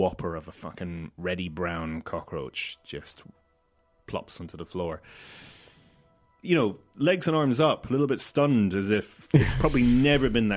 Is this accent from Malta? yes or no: yes; Malta; now in Ireland; growing up in Malta